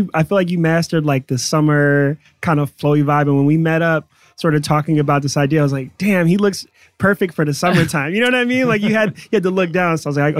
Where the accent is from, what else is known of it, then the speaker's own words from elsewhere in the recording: Cleveland, Ohio, United States; Yeah, I mean, Cleveland is an incredible city.